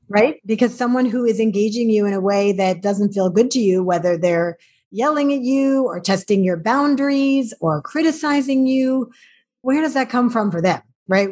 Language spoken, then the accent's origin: English; New York, United States; I grew up in New York